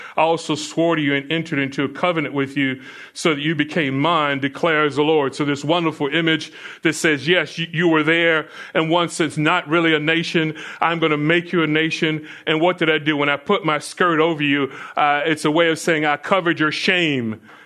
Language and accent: English; Florida, United States; as a kid growing up in Florida